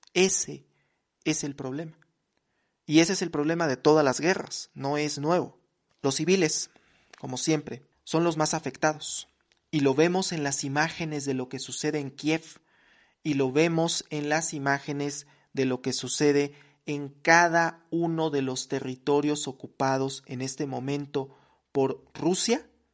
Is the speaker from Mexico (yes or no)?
yes; Mexico; soy mexicano